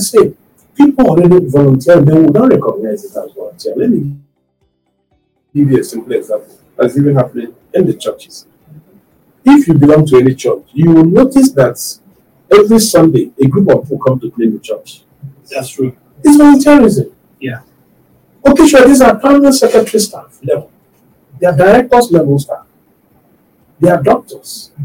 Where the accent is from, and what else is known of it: Nigeria